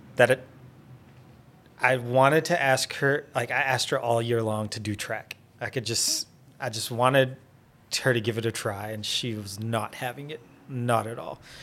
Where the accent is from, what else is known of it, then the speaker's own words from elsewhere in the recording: Wynnewood, Oklahoma, United States; I grew up in Winniewood, Oklahoma. So, small town boy